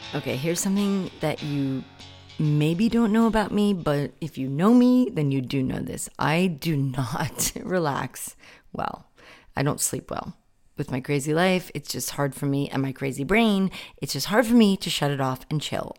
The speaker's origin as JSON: {"language": "English", "town": "New York City", "region": "New York", "country": "United States", "tie": "born or raised there", "said": "growing up in Brooklyn"}